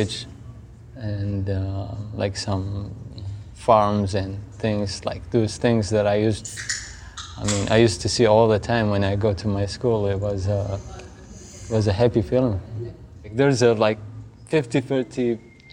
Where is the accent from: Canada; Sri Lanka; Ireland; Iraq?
Iraq; Baqubah, Diyala Governorate; now in Philadelphia, United States; I'm from Bakuba